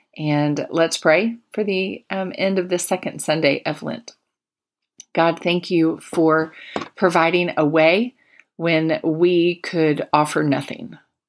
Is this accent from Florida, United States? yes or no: yes; Plant City, Florida, United States; I sang it much at the little church I grew up in Plant City, Florida.